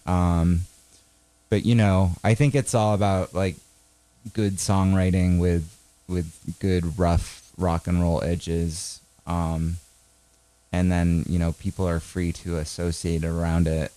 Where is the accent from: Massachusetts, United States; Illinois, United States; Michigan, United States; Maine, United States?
Maine, United States; We're from Maine